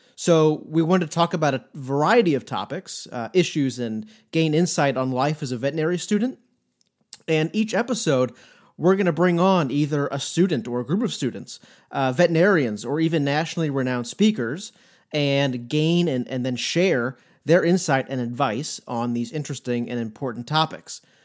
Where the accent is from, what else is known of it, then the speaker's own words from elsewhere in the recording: St. Louis, Missouri, United States; moved away as an adult; also born or lived in Coral Gables, Florida; now in Columbia, United States; I grew up in Saint Louis, which is about two hours to the east of us here in Columbia.